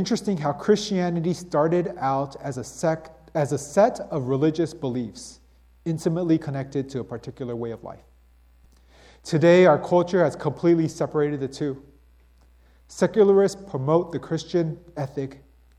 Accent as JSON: {"language": "English", "country": "United States", "said": "being this American individualistic type of person"}